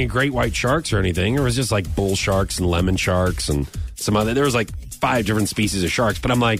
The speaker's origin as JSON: {"language": "English", "town": "Springfield", "country": "United States", "tie": "born or raised there", "said": "We have an aquarium here in Springfield. I'll just make sure that I behave myself there since this is my hometown."}